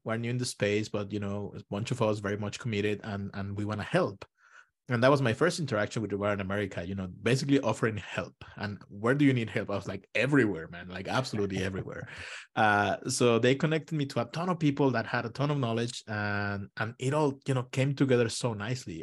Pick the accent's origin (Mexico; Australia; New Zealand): Mexico; moved away as an adult; also born or lived in Israel; now in United States; I'm originally from Mexico and, you know, I grew up in a country that, you know, the whole economy is based on oil